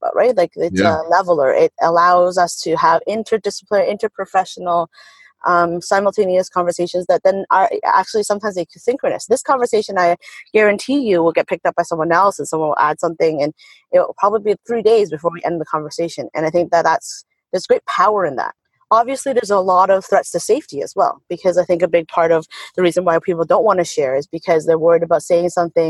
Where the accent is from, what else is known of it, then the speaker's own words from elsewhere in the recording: Canada; as a Canadian